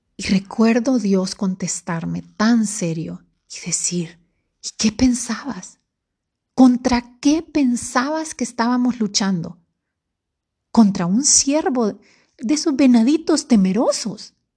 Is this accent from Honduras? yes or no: yes; Honduras; Para los que somos de Honduras